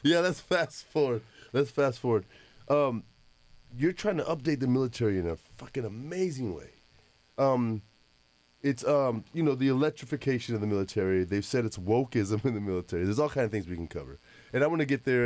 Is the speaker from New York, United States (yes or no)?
no; Arizona, United States; We were kids in Arizona